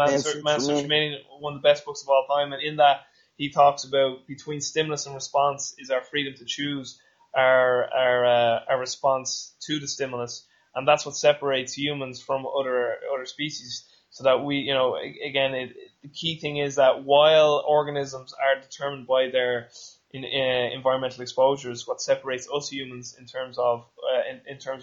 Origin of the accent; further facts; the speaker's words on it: Dublin, Leinster, Ireland; I won't say like I'm from Ireland or Dublin